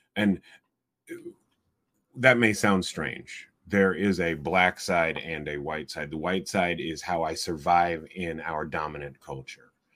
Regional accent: Iowa City, Iowa, United States; This is my hometown, and almost anything that I might do would get back to my mother or my siblings

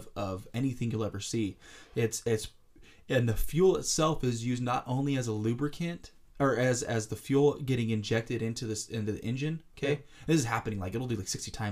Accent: Roseville, California, United States; I was born in Roseville, which is pretty damn close to Sacramento, but not Sacramento

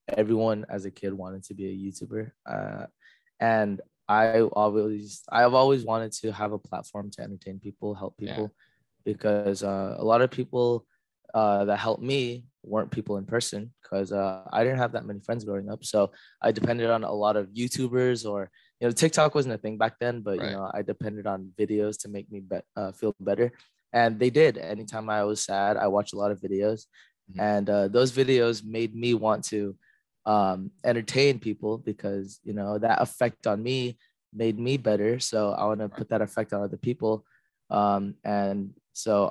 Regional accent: Canada; now in Los Angeles, United States; I'm a Korean American, not really American because I was born in Canada, but I live here in LA.

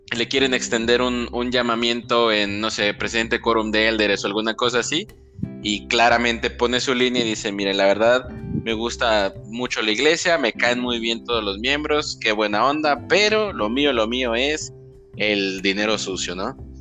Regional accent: Michoacán, Mexico; now in Guadalajara, Mexico; soy de Michoacán

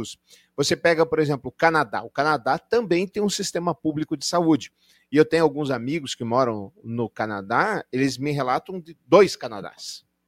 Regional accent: Brazil; claro que nós somos brasileiros

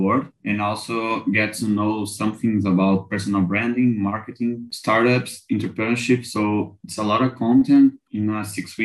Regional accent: Brazil; I'm from Brazil

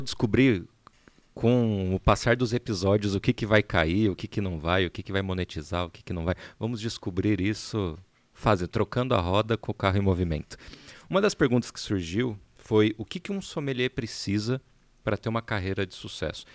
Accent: São José dos Campos, São Paulo, Brazil; moved away as an adult; now in São Paulo, Brazil; Nós somos de São José dos Campos, embora agora todos baseados em São Paulo.

